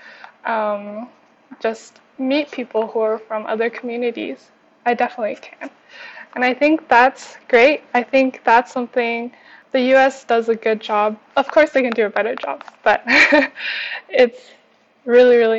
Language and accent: English; East Coast of Canada, Atlantic Canada, Canada; also born or lived in China; I grew up on the East Coast of Canada, and I was literally the only Chinese kid in my whole school.